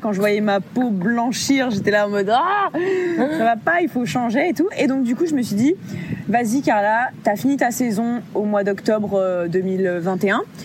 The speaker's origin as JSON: {"language": "French", "town": "Bordeaux", "region": "Nouvelle-Aquitaine", "country": "France", "also_born_or_lived": "Caribbean", "moved": "as an adult", "said": "de base, je suis bordelaise"}